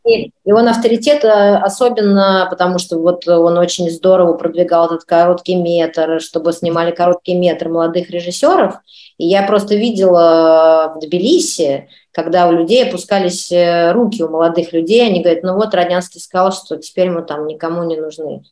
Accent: Russia; moved away as an adult; now in France; мы из России, по-русски говорим

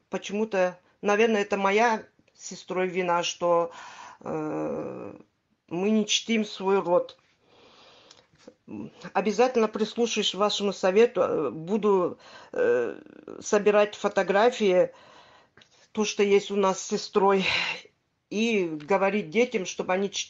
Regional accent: Crimea, Ukraine; Э, я крымчанка. Вы правильно сказали, я крымчанка. Э, живу в Крыму, в Симферополе.

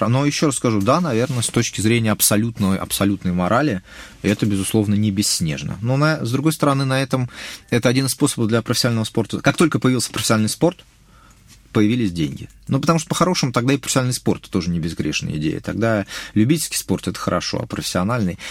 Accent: Moscow, Russia; я еще просто вырос в центре, в Хамовниках

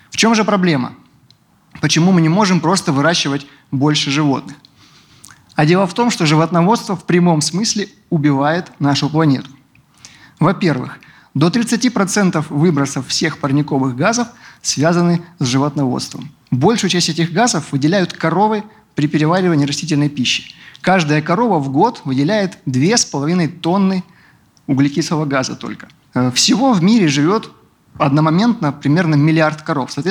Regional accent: Rostov-on-Don, Rostov Oblast, Russia; also born or lived in Caucasus; Я из Ростова-на-Дону.

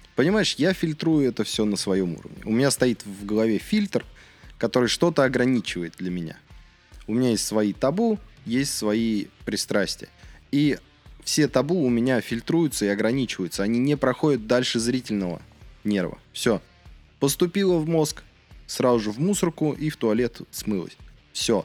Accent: Russia; я не испанец, я в России вырос, я в России живу

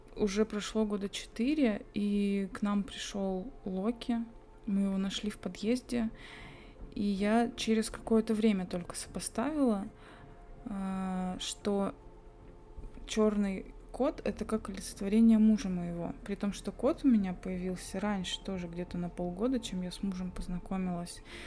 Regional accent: Belovo, Kemerovo Oblast, Russia; now in Tomsk, Russia; я выросла в Белово, Кемеровской области, небольшой городок

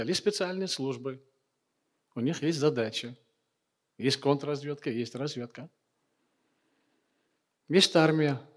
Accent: Chechnya, Russia; А когда вернулся обратно, я уже был чеченец.

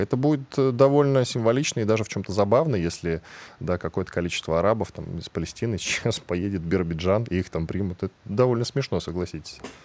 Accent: Russia; я, как человек, который родился и вырос в этой стране

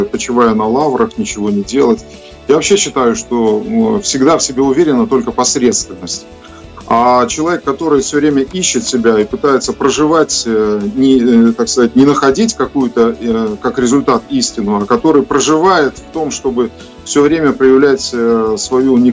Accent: Soligorsk, Minsk Region, Belarus; Я вырос в Солигорске. Солигорск э, вы э, хорошо знаете, это Минская область, э, шахты.

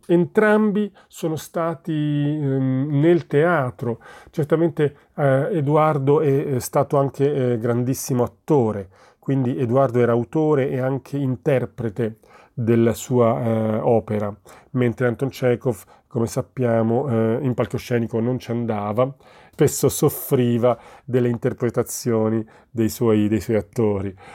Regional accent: Naples, Campania, Italy; io sono napoletano sono nato in quella città

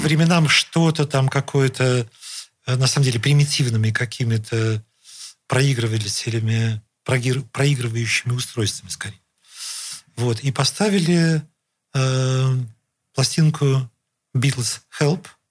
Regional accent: Saint Petersburg, Russia; жил и вырос в родительском доме, в котором живу по сей день

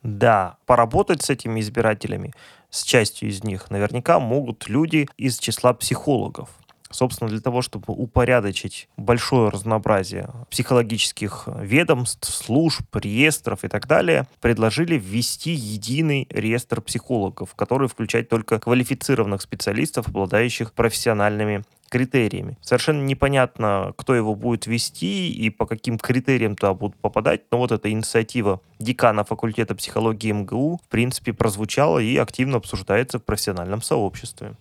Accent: Chelyabinsk, Chelyabinsk Oblast, Russia; в Челябинске, в моем родном городе, далеко уже ночь

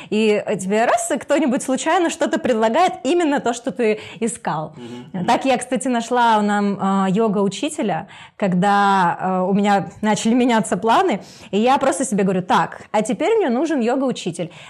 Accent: Kharkiv, Kharkiv Oblast, Ukraine; Да, я ну, из Харькова.

